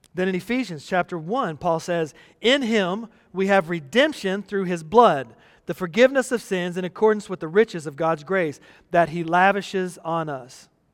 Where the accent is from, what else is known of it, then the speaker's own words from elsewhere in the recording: Texas, United States; growing up in the United States, especially in Texas